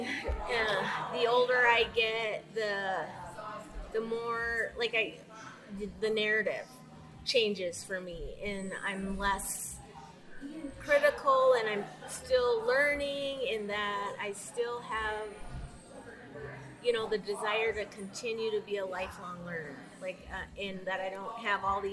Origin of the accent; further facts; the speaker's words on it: Minnesota, United States; I started out young, living in Minnesota as a person of color